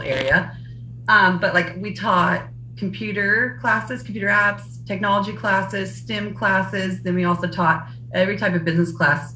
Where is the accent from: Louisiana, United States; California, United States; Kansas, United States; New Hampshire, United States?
Kansas, United States; we're from Kansas